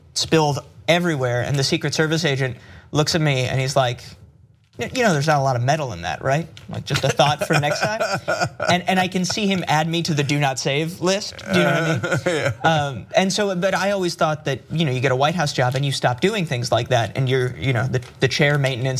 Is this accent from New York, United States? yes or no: yes; New York City, New York, United States; I grew up in New York, on the Upper West Side of Manhattan.